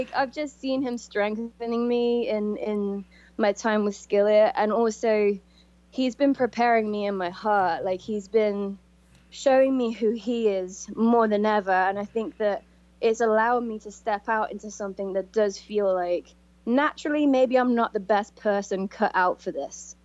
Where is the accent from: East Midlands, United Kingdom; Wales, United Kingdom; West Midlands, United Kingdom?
West Midlands, United Kingdom; Coventry; moved away as an adult; I came from Coventry, England.